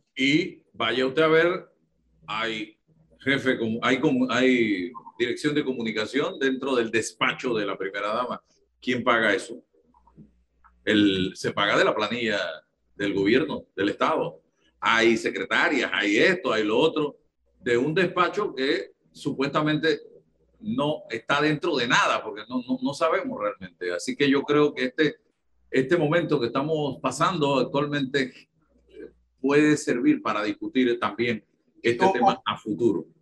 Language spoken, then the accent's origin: Spanish; Panama; Somos panameños